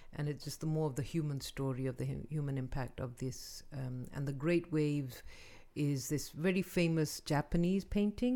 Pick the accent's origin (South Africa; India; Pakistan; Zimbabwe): Pakistan; now in United States; we grew up in Pakistan